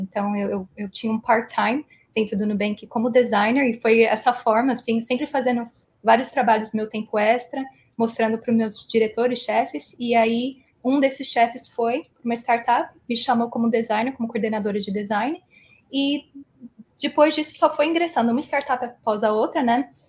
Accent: Philadelphia, Pennsylvania, United States; moved away as an adult; also born or lived in Brazil; Eu fui lá em 97, fiquei lá 12 anos, mais ou menos. Então, criei todos os meus pilares de cultura e, e sociais em Filadélfia

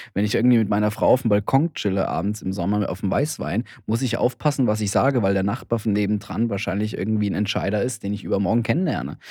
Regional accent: Heidelberg, Karlsruhe or Mannheim, Baden-Württemberg, Germany; now in Berlin, Germany; Heidelberg oder Karlsruhe oder Mannheim, die, die Städte, wo ich herkomme

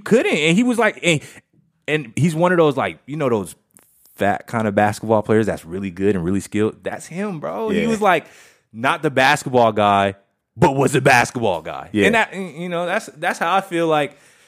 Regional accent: Las Vegas, Nevada, United States; Las Vegas, Nevada.

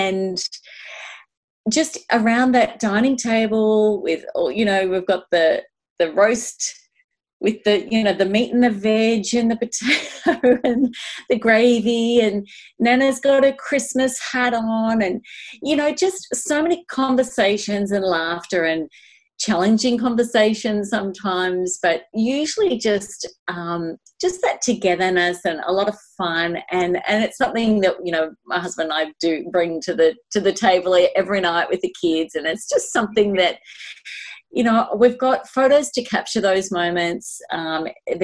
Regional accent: Melbourne, Victoria, Australia; I grew up in Eltham in Melbourne, Australia

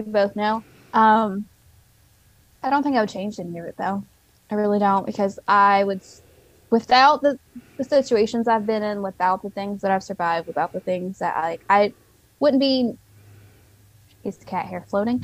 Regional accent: the South, United States; I'm a Southerner

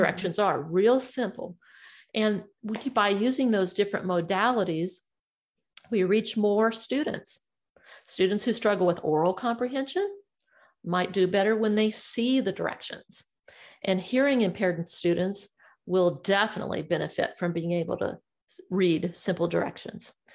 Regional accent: Missouri, United States; I'm from Missouri and we call that the show me state.

